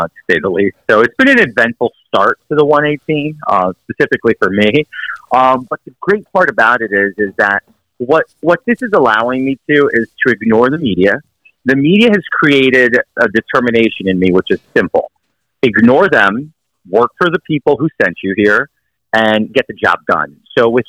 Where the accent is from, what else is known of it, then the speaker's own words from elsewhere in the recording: New York City, New York, United States; I'm from Queens, New York City